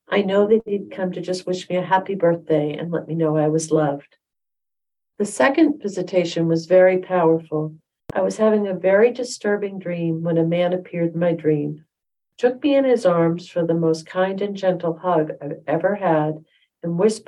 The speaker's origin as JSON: {"language": "English", "region": "Utah", "country": "United States", "tie": "born or raised there", "said": "I grew up in Utah and he lived in Wisconsin."}